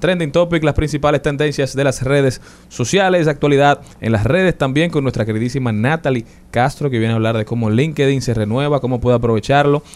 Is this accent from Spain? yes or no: no; Dominican Republic; nosotros como dominicanos y dominicanas de bien